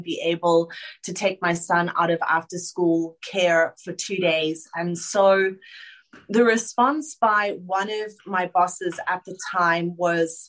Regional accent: Johannesburg, Gauteng, South Africa; moved away as an adult; now in Sydney, Australia; I am a girl that was born and bred in Joburg

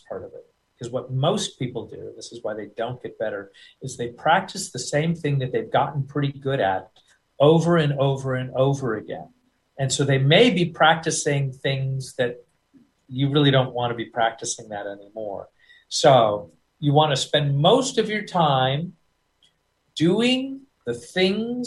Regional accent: United States; accent: American; I'll always sound like an American guy.

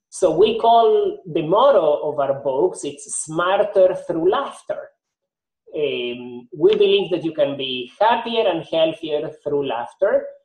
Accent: Argentina; also born or lived in Nashville, Tennessee, United States; now in Miami, United States; Nashville, Tennessee, I moved to Miami. So I've collected accents uh, along the way. Okay. So, yeah, I am originally from Argentina, but I have picked up different accents, accents here

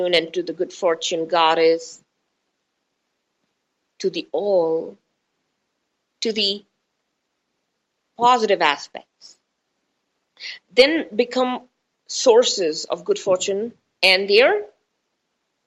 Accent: India; I'm Indian.

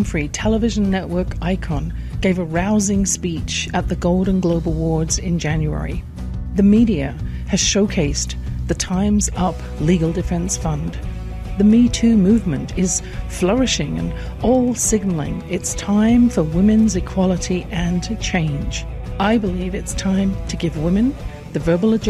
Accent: England, United Kingdom; I grew up in England in a house with a flow of negative comments from my father

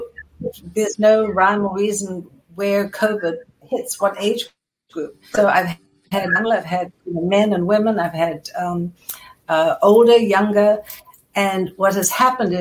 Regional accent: South Africa; moved away as an adult; now in United States; growing up in South Africa

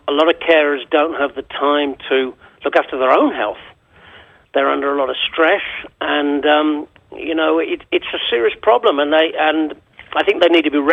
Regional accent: England, United Kingdom; moved away as an adult; I'm English. I moved here in 2004

